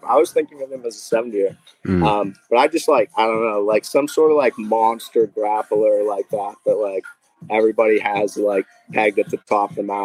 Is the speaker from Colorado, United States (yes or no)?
no; Boston area, New England, Massachusetts, United States; born or raised there